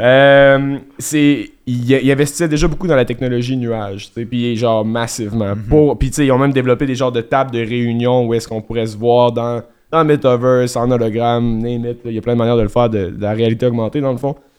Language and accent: French; Quebec, Canada; on est québécois, fait que le bilingual mode, il est souvent activé